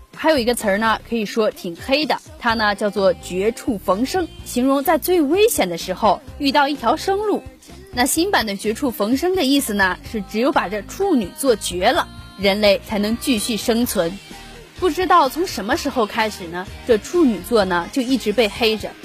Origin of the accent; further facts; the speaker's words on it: Taiyuan, Shanxi, China; 我是山西太原人